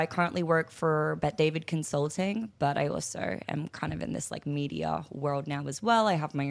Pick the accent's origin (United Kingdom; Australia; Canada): Australia; now in Miami, United States